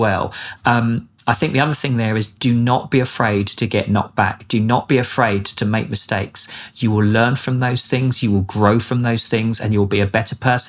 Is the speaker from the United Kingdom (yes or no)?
yes; England, United Kingdom; moved away as an adult; now in Norman, United States; I'm English